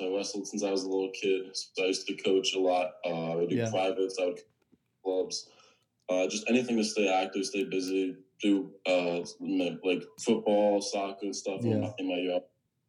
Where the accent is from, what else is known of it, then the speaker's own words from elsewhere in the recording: New Jersey, United States; I'm actually from New Jersey.